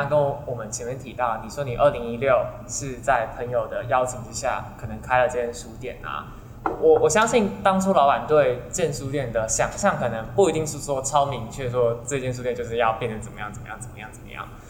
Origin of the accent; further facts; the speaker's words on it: Taoyuan, Taiwan; moved away as an adult; also born or lived in Taipei; 我好像是桃园长大人的感觉